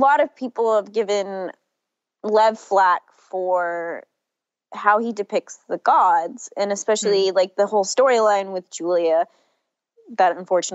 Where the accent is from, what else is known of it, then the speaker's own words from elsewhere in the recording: Ireland; I'm Irish